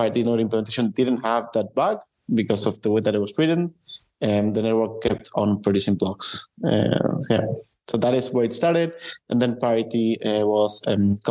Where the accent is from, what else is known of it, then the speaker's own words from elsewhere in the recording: Argentina; now in Berlin, Germany; originally from Argentina, although I'm right now living in Berlin.